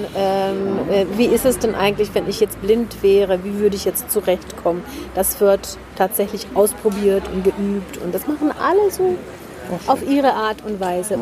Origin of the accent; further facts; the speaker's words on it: Oulu, North Ostrobothnia, Finland; first language Finnish; German is a second language; also born or lived in Winnenden, Baden-Württemberg, Germany; now in Germany; Da sind wir dann nach Finnland gezogen in die Heimat von meiner Mutter mhm. und äh, dort nach Nordfinnland nach Oulu